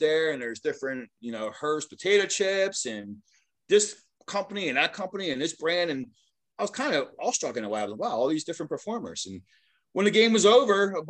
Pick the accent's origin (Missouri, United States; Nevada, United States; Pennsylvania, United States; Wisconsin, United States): Pennsylvania, United States; Philadelphia; I grew up in Philadelphia area